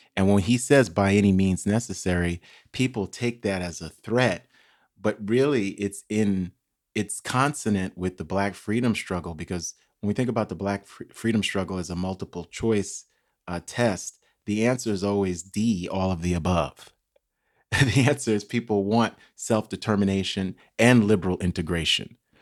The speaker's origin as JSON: {"language": "English", "town": "New York City", "region": "New York", "country": "United States", "tie": "born or raised there", "moved": "yes", "lives_now": "Austin, United States", "said": "still living in Queens Village, New York, where I grew up. I grew up in Brooklyn and Queens."}